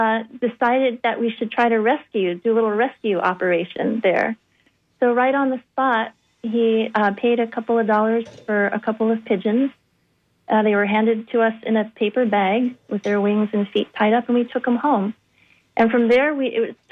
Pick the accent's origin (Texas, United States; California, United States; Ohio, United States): California, United States; Bay Area; moved away; as a kid, I grew up in the Bay Area in California.